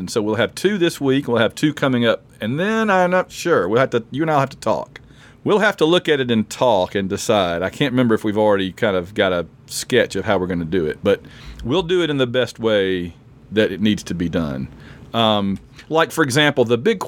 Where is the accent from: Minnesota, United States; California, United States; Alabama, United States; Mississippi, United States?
Alabama, United States; Sylacauga; we went through Sylacauga, where I'm from